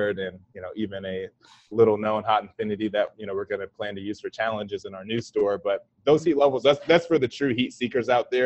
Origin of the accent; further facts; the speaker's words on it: Akron, Ohio, United States; moved away; I was raised up north in Akron, Ohio, but my family's very southern.